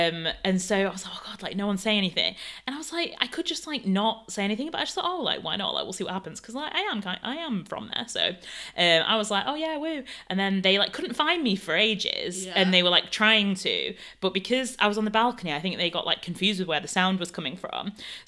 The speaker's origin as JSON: {"language": "English", "country": "Canada", "said": "although I would say, yes, I'm from Canada, I wouldn't really say that I'm like Canadian in a sense."}